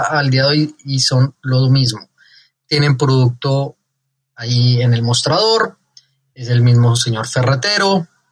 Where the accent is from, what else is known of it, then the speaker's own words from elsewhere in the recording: Colombia; moved away; also born or lived in Mexico; colombiano de nacimiento, mexicano de corazón